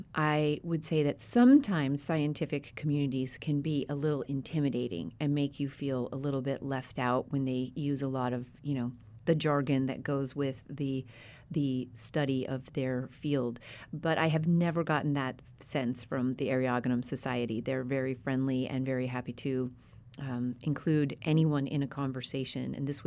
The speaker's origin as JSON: {"language": "English", "region": "Colorado", "country": "United States", "tie": "born or raised there", "also_born_or_lived": "West", "said": "And I grew up at elevation in Colorado and have lived all over the West."}